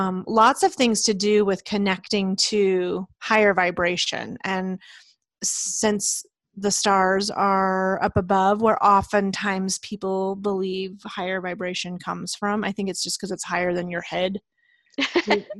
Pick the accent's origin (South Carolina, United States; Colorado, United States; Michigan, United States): Colorado, United States; Leadville; I grew up in Leadville in the mountains of Colorado